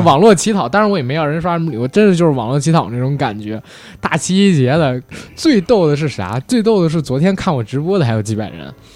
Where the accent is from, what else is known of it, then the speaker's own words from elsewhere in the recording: Beijing, China; accent: Beijing accent; 我们带这个北京人话，因特重的听不清，一北京话会吞音